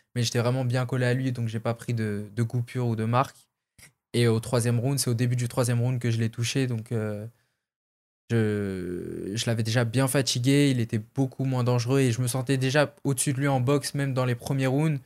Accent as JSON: {"language": "French", "country": "France", "said": "vu que j'ai fait comme tous les Français beaucoup de combats en France au début"}